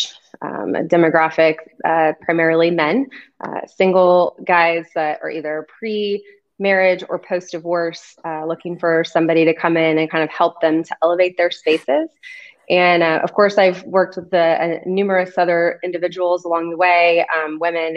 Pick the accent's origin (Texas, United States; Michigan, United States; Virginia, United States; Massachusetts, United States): Texas, United States; Austin; I've been here pretty much my whole life, and I grew up in West Austin.